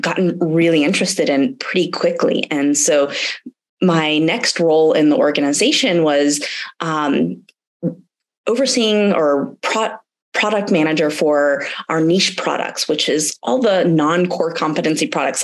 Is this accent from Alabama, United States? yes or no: no; Atlanta, Georgia, United States; moved away as an adult; also born or lived in Germany / Silicon Valley; I'm from Atlanta, Georgia. I'm actually living here now